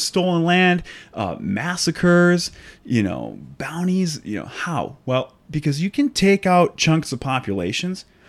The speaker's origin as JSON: {"language": "English", "region": "North Dakota", "country": "United States", "said": "we're originally from North Dakota"}